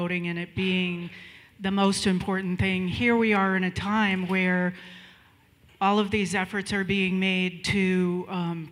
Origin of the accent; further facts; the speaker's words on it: Boston, Massachusetts, United States; moved away; I'm originally from Boston, so I grew up during desegregation there